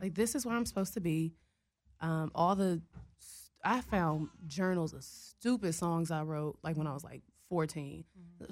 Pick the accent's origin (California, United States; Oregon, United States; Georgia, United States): California, United States; Richmond; Growing up in the Bay